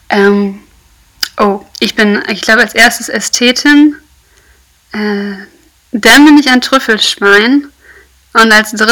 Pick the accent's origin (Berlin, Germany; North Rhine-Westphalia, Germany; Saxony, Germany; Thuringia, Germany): North Rhine-Westphalia, Germany; Düsseldorf; Düsseldorf ist natürlich meine Heimat, wie du schon sagst. Ähm, was ich erstmal festgestellt habe, ist, ich bin in die weite Welt gegangen, nur um festzustellen, dass es in Düsseldorf wirklich am schönsten ist.